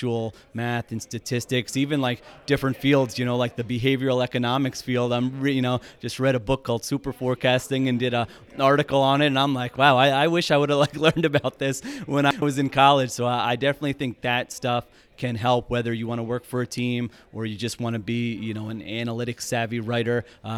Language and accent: English; Philadelphia, Pennsylvania, United States; I was a big Allen Iverson fan growing up in Philadelphia